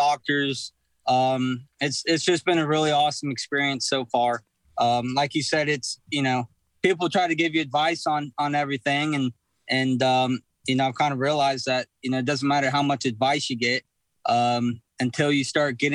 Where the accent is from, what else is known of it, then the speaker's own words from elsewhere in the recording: Texas, United States; I'm from Texas